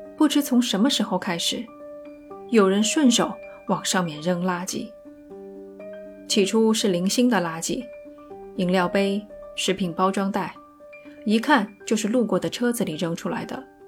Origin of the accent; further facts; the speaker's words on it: China; 我们中国人